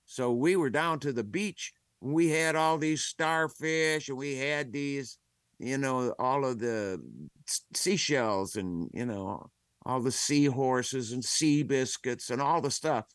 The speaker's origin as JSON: {"language": "English", "country": "United States", "accent": "American", "said": "I'm proud to be an American"}